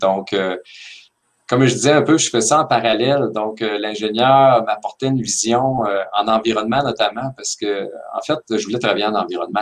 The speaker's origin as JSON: {"language": "French", "town": "Victoriaville", "region": "Quebec", "country": "Canada", "tie": "born or raised there", "said": "j'ai été élevé à Victoriaville"}